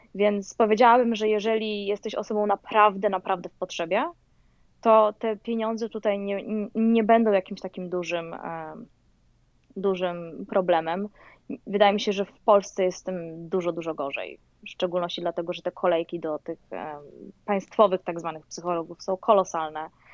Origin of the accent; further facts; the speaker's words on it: Poland; moved away as an adult; also born or lived in Louisiana, United States; now in United States; ja przyjechałam z Polski